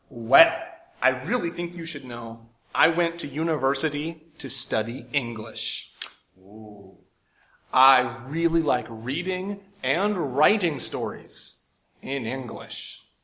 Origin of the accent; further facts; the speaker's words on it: New York, United States; I come from New York State, not New York City